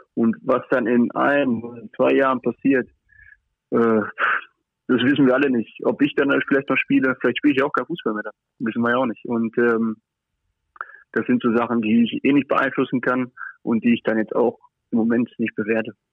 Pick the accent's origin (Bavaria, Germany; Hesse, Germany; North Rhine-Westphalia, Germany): North Rhine-Westphalia, Germany; Paderborn; moved away as an adult; now in Monaco; bei meiner Familie, bei meinen Freunden in Paderborn